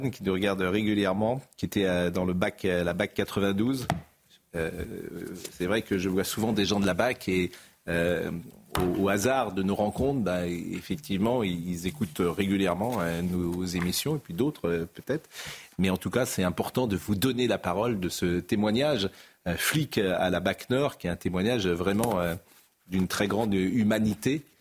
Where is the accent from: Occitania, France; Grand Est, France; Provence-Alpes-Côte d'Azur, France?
Provence-Alpes-Côte d'Azur, France; Marseille; Mais je suis Marseillais.